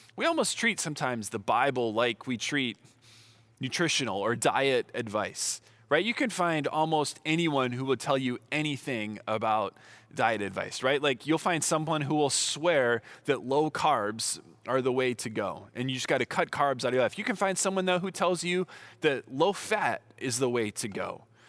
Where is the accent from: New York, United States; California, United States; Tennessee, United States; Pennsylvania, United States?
California, United States; Southern; I'm from Southern California